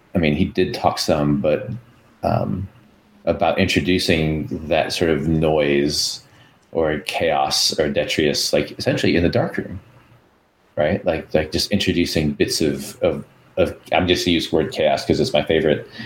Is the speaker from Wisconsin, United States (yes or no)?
yes; Wisconsin, United States; accent: Wisconsin; my Wisconsin accent comes out